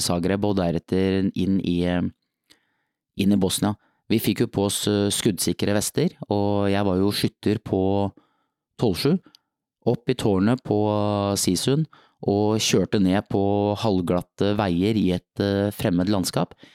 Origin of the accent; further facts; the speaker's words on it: Nøtterøy, Vestfold, Norway; i annen Nøtterøy speidergruppen på Nøtterøy der jeg vokste opp